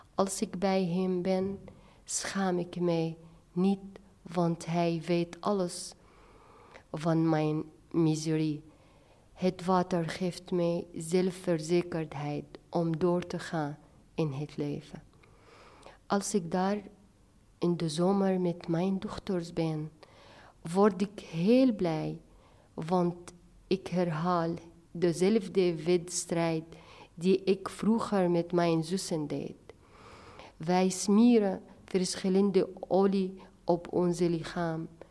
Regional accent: Latakia, Latakia Governorate, Syria; now in Haarlem, Netherlands; ik ben in Latakia geboren, een van de mooiste steden aan de Middellandse Zee

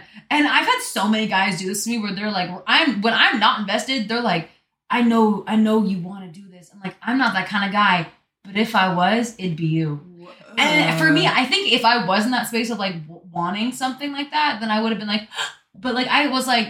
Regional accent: Florida, United States; I'm from Florida.

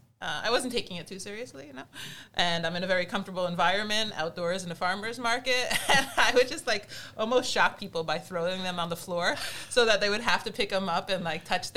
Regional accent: New Jersey, United States; now in San Diego, United States; I grew up in New Jersey, right over the George Washington Bridge.

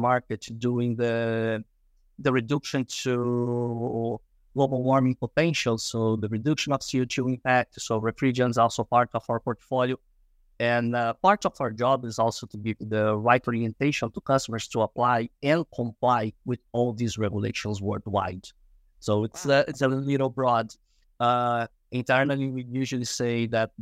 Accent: Rio de Janeiro, Brazil; moved away as an adult; now in Houston, United States; born and raised in Rio de Janeiro, Brazil, based in Houston, Texas now.

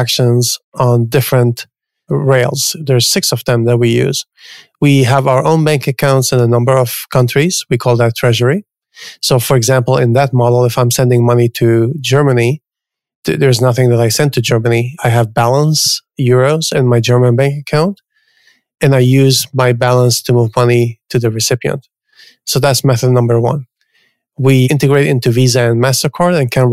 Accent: Canada; moved away as an adult; also born or lived in New York; now in San Francisco, United States; I grew up in Canada. I went to school in Canada

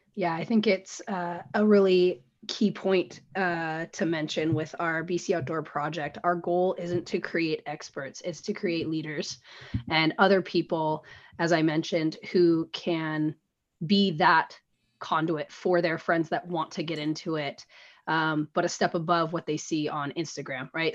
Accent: Washington, United States; now in Portland, United States; I grew up in Washington, out in the Pacific Northwest

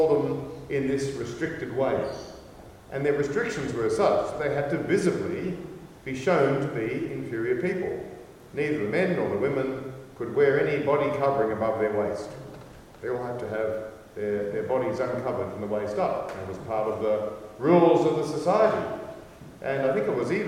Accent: Australia; I'm Australian.

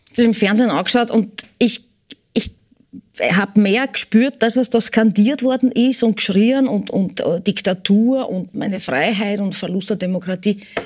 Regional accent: Eisenstadt, Burgenland, Austria; moved away; also born or lived in United States; ich bin in Eisenstadt geboren, ich werd immer f-, Burgenländerin sein und bleiben

